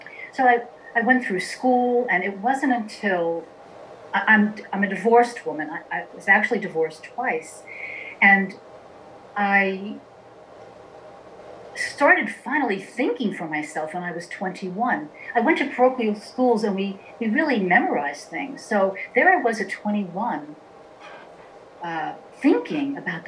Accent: New York City, New York, United States; I was born in Queens, New York, in a very traditional Italian family

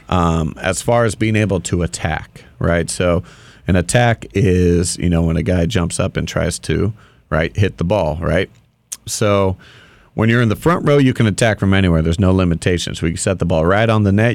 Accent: Dana Point, California, United States; I grew up in Dana Point

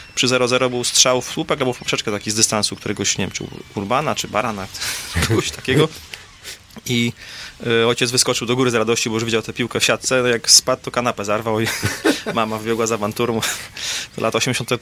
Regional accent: Warsaw, Masovian Voivodeship, Poland; ja jestem z Warszawy

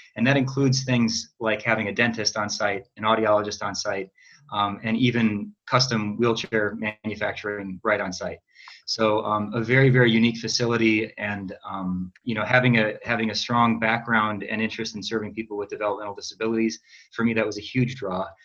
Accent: Eau Claire, Wisconsin, United States; also born or lived in Madison, Wisconsin; I am a native of Wisconsin. I grew up in Eau Claire, which is uh, west central, um, in between the Twin Cities and Madison.

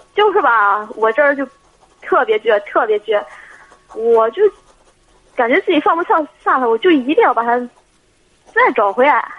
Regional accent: Shanghe, Shandong, China; 我家是商河

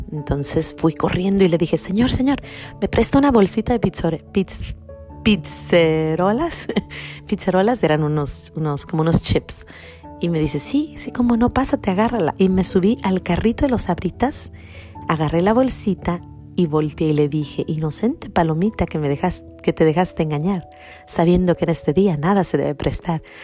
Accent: Mexico; cuando yo era niña, unos, no sé, unos 10 eh, años, tenía unos 10 añitos, había en mi pueblo o en, o en México

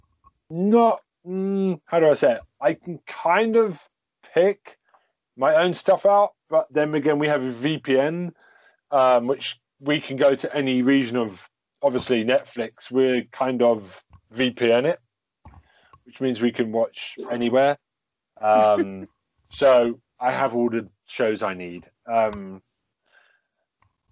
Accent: England, United Kingdom; I'm very English.

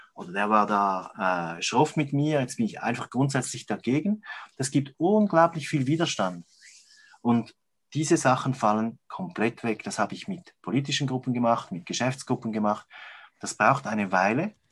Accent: Switzerland; bei uns in der Schweiz

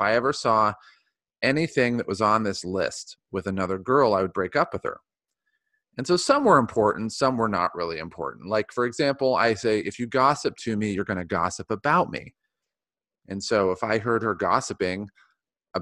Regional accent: Ohio, United States; now in San Diego, United States; I grew up in Ohio and everybody in Ohio has brown hair

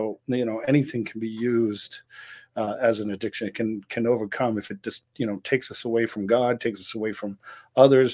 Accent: Gloucester, Massachusetts, United States; originally I'm from Gloucester, Massachusetts. Grew up on a place called Portugal Hill

